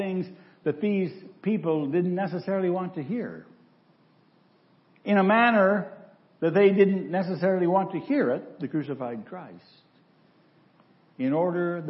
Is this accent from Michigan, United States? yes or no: yes; Central Michigan, United States; a boy growing up in Central Michigan